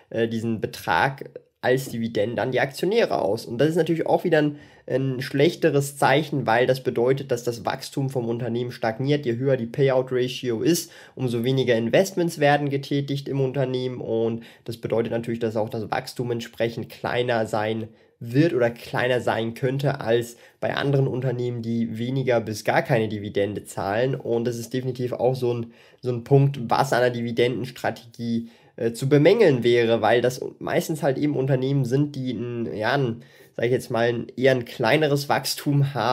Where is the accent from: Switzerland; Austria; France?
Switzerland; vor allem für mich als Schweizer.